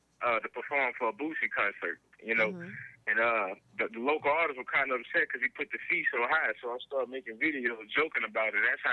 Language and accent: English; Alexandria, Louisiana, United States; I'm from Alexandria, Louisiana, right in the center.